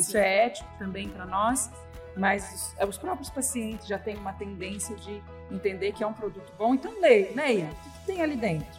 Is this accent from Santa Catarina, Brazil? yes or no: yes; Florianópolis, Santa Catarina, Brazil; moved away as an adult; now in Blumenau, Brazil; Eu sou manezinha da ilha de Florianópolis, mas hoje moro em Blumenau já há 15 anos